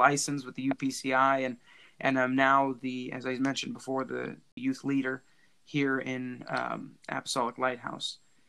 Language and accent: English; Williston, North Dakota, United States; I was born and raised here in Williston, North Dakota.